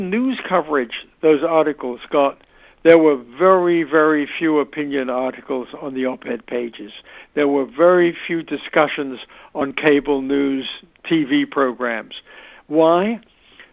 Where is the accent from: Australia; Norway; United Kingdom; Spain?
United Kingdom; moved away; I'm originally British.